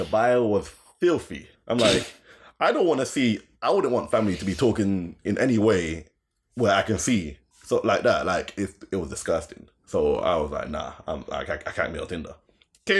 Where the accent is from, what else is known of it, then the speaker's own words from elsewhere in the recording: London, United Kingdom; I'm from Greenwich